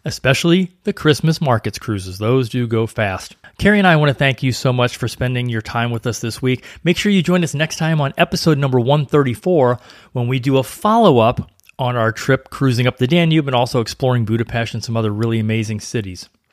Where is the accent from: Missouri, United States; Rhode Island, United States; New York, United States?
Missouri, United States; St. Louis; I grew up in Saint Louis